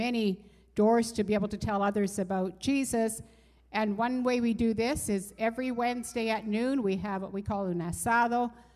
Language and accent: English; Canada; moved away; we're Canadian